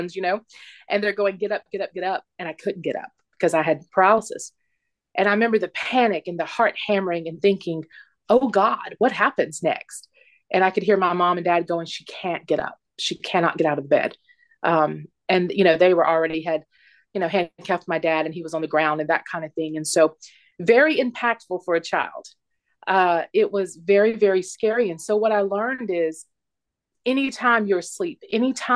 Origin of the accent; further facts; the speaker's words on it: South Carolina, United States; now in Phoenix, United States; I'm from Phoenix, originally South Carolina, but I'm claiming Phoenix as my home.